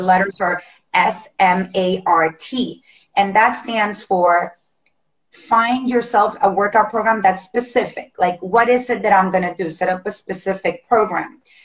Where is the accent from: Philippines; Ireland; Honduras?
Honduras; now in United States; I'm originally from Honduras, tiny little oh. country in Central America